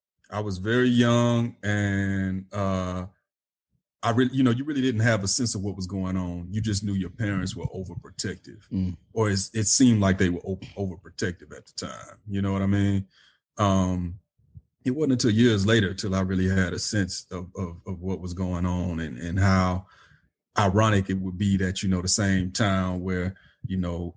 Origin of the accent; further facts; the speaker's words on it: Atlanta, Georgia, United States; I grew up in and around Atlanta, man.